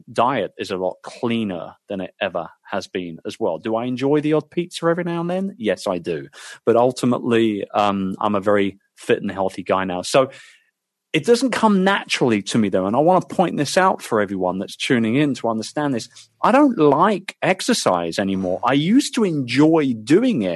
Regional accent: United Kingdom; as a Brit

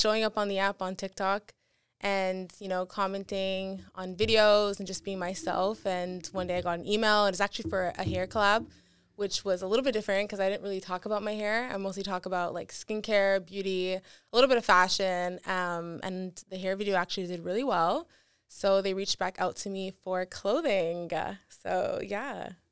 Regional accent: Montreal, Quebec, Canada; moved away as an adult; now in Toronto, Canada; born and raised in Montreal

